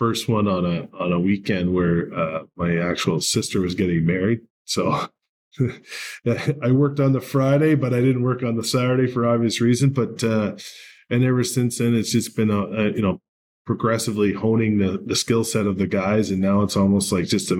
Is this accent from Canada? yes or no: yes; Canada; I'm Canadian